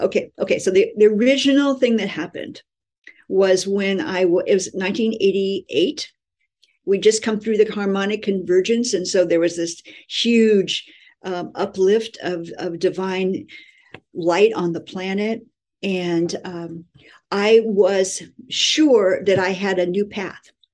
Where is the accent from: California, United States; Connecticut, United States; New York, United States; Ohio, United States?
California, United States; moved away as an adult; also born or lived in Honolulu, Hawaii; I was living in Hawaii and I'm from California